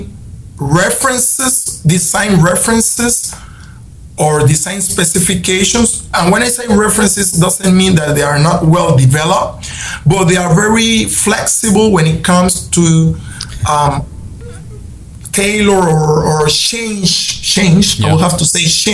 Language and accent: English; Panama; we have Panamanians such like me